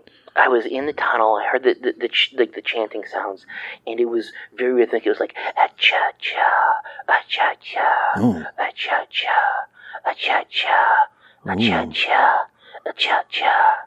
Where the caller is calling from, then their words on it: Decatur, Illinois, United States; I'm from Decatur, Illinois.